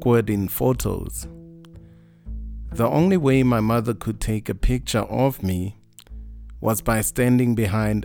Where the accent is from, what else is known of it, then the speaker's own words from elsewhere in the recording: Mahikeng, North West, South Africa; I was born in Munsiwa in the Northwest